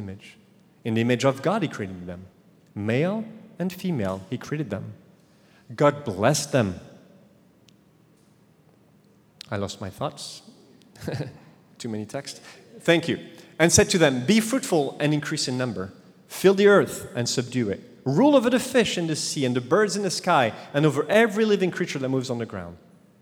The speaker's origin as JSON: {"language": "English", "country": "France", "accent": "French", "second_language": "English", "moved": "yes", "said": "my French accent"}